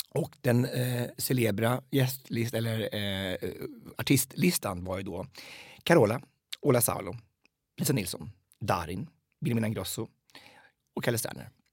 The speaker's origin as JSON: {"language": "Swedish", "town": "Hallsberg", "region": "Örebro County", "country": "Sweden", "also_born_or_lived": "United States"}